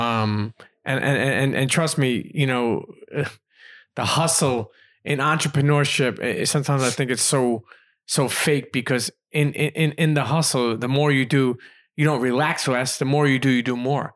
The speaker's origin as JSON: {"language": "English", "region": "New York", "country": "United States", "tie": "born or raised there", "said": "I grew up in New York"}